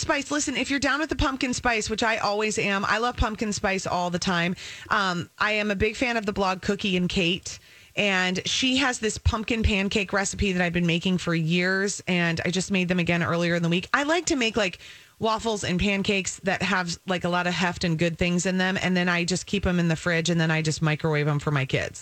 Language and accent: English; Minnesota, United States; also born or lived in Wisconsin; I've born and bred in Minnesota, but a Badger, so my heart is in both places